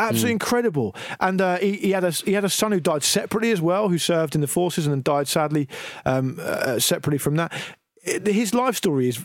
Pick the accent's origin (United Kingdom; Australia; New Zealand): United Kingdom